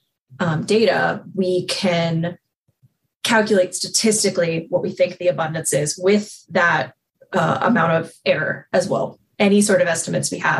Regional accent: Texas, United States; moved away; I'm from Texas

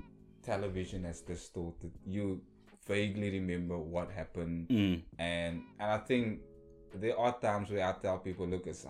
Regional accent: Cape Town, Western Cape, South Africa; I was born and raised in Hanover Park. And you know, the lights is dim where we come from. It's survival of the fittest.

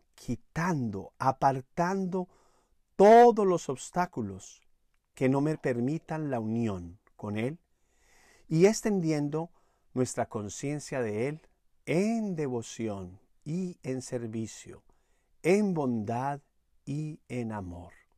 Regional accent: Manizales, Caldas, Colombia; allá en Manizales, mi ciudad natal

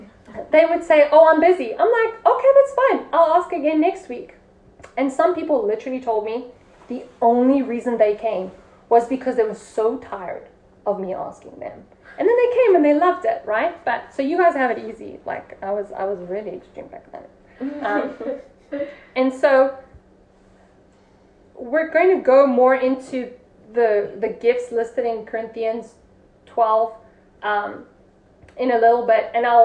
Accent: England, United Kingdom; I'm saying they don't like me because I'm English.

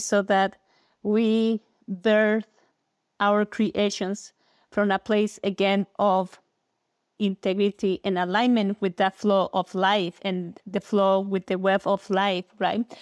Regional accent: Mexico City, Mexico; I was born and raised in Mexico, in Mexico City

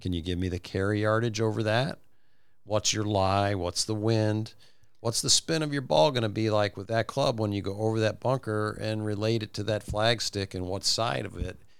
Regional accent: Midwest, United States; moved away as an adult; also born or lived in Bowling Green; I was from the Midwest

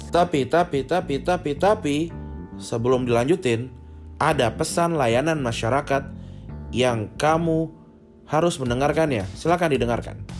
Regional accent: Kuningan, West Java, Indonesia; moved away; dari daerah, eh, kampung gua, dari Kuningan

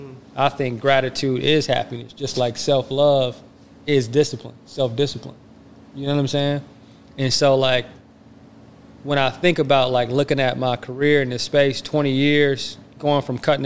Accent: Flint, Detroit, Kalamazoo, Michigan, United States; So I was born in Flint, you know, which is something that we share in common. And I was raised in Detroit on Joy Road in Granville and also Kalamazoo.

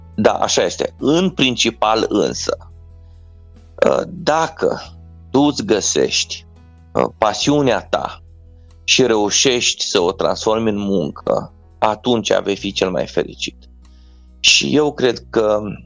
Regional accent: Romania; sunt mândru că sunt român

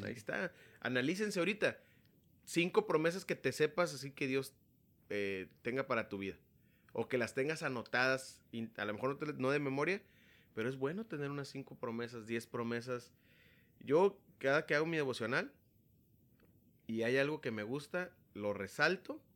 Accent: Tepic, Nayarit, Mexico; now in Tijuana, Mexico; soy originario de Tepic, Nayarit

